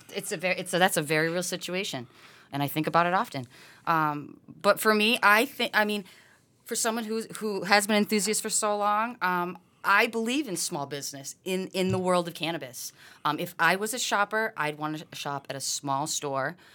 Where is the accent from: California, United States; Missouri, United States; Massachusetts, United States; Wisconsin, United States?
Massachusetts, United States; born and raised in Mass.